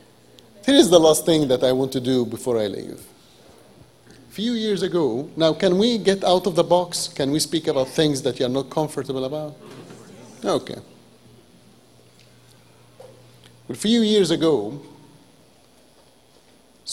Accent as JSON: {"language": "English", "country": "Egypt", "second_language": "English", "moved": "yes", "said": "as an Egyptian"}